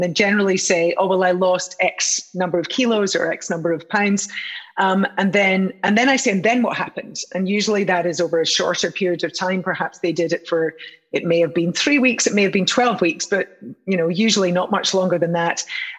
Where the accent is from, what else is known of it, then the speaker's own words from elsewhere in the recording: United Kingdom; which is so nice to be involved with you guys back in my home country, country of my birth